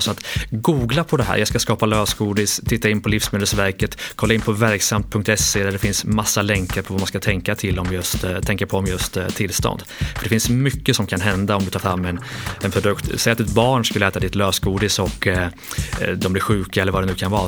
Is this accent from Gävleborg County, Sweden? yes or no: no; Lidköping, Västra Götaland, Sweden; Lidköping i Västergötland